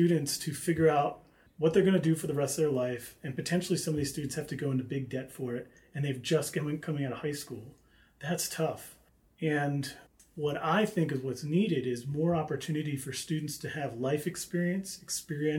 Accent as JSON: {"language": "English", "town": "Philadelphia", "region": "Pennsylvania", "country": "United States", "moved": "as an adult", "lives_now": "Flagstaff, United States", "said": "I'm from Philadelphia"}